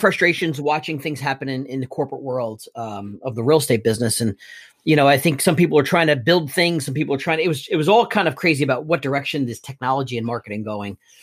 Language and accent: English; Elizabeth, New Jersey, United States; I was born and raised in Elizabeth, New Jersey